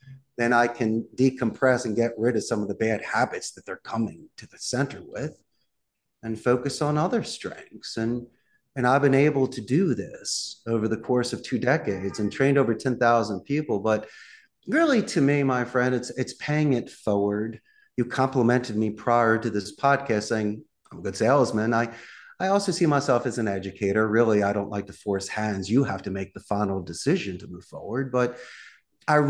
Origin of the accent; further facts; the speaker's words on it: Philadelphia, Pennsylvania, United States; moved away as an adult; also born or lived in Arizona; now in Costa Rica; I'm originally from Northeast Philadelphia, graduated the proud Abington High School back in the day.